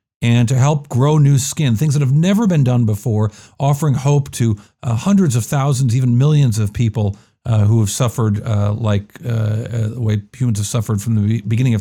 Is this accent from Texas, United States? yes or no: no; Rochester, New York, United States; accent: Rochester; my Rochester accent